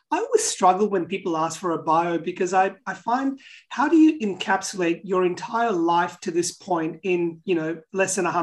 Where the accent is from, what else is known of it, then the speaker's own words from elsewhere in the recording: Pakistan; moved away; So I grew up in uh, Pakistan, where I was born. Now I come from Portuguese Indian background, so I'm, I'm a mixed heritage person, and I'm, I'm, I'm a Christian as well.